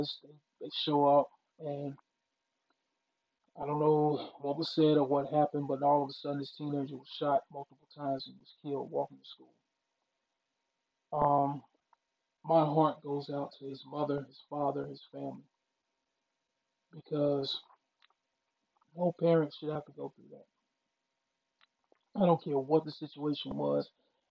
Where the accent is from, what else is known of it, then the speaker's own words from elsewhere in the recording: Mississippi, United States; moved away as an adult; now in Philadelphia, United States; my home state of Mississippi